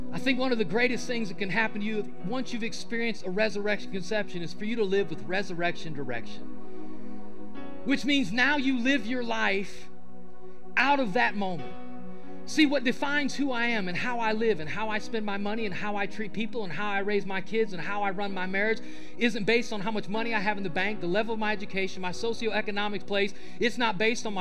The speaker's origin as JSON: {"language": "English", "region": "Ohio", "country": "United States", "moved": "yes", "said": "I'm from Ohio. I am a Buckeye fan."}